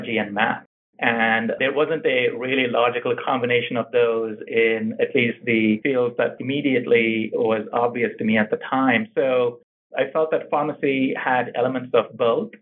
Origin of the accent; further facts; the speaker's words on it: India; moved away as an adult; also born or lived in Pittsburgh, Pennsylvania / New Jersey; now in California, United States; So I grew up in India, finished my high school and my undergraduate in pharmacy there, and then I moved to the United States.